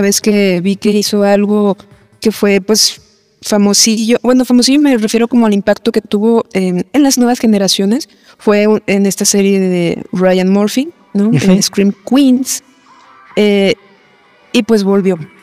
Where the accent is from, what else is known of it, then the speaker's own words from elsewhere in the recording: Guadalajara, Jalisco, Mexico; soy de Guadalajara